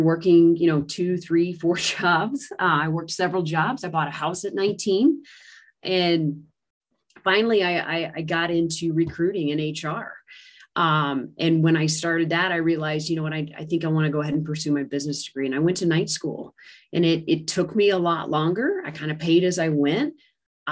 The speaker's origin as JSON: {"language": "English", "country": "United States", "said": "coming back to the U.S. After a year abroad"}